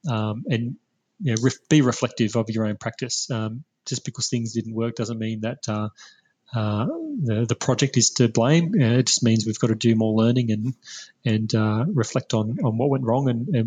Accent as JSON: {"language": "English", "country": "Australia", "said": "share what we're doing as Australian educators"}